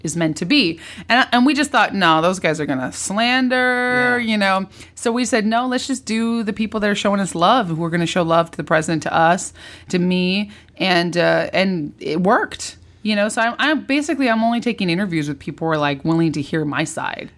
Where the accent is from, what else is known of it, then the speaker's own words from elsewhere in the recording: California, United States; moved away as an adult; also born or lived in Orange County / Napa Valley / Santa Barbara / Los Angeles; I'm a New Yorker, but I was born and raised in in California.